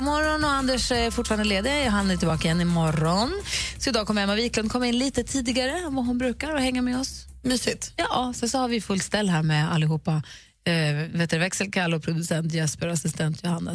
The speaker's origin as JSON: {"language": "Swedish", "town": "Luleå", "region": "Norrbotten County", "country": "Sweden", "tie": "born or raised there", "moved": "yes", "said": "i Luleå där jag växte upp"}